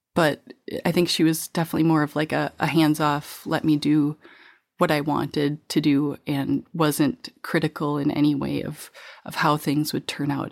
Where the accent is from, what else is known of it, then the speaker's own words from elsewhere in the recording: La Crescent, Minnesota, United States; now in Wisconsin, United States; I grew up in La Crescent, Minnesota, which is the apple capital of Minnesota